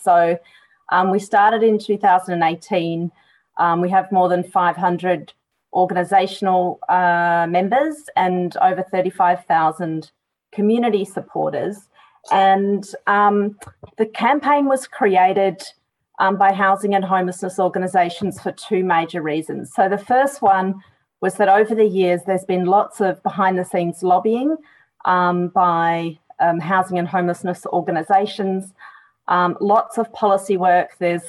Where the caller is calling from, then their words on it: Victoria, Australia; I'd like to acknowledge that I'm joining from Wurundjeri country and pay respect to elders past and present.